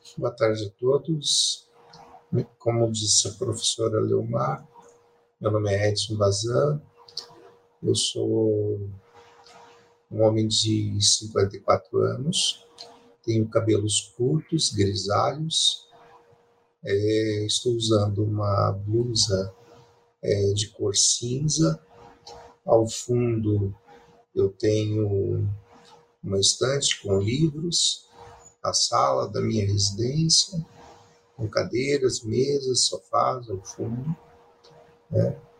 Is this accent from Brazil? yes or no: yes; Curitiba, Paraná, Brazil; also born or lived in Pérola, Paraná; Eu nasci no interior do Paraná, em uma cidade chamada Pérola